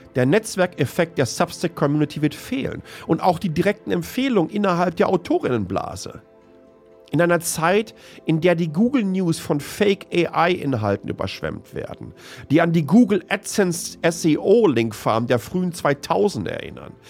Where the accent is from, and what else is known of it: Germany; born or raised there; moved away